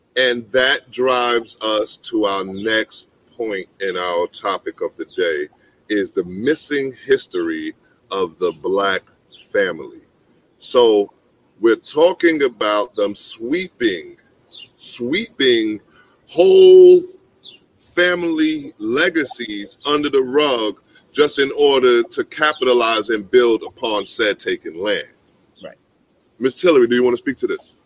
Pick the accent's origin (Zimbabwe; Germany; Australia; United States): United States; New York; I'm a New Yorker